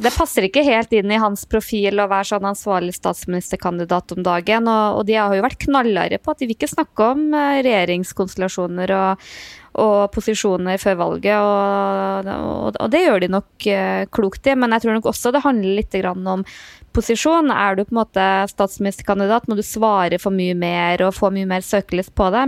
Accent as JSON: {"language": "Norwegian", "region": "Trøndelag", "country": "Norway", "also_born_or_lived": "Oslo", "moved": "yes", "said": "jeg er nå fra Nord-Trøndelag"}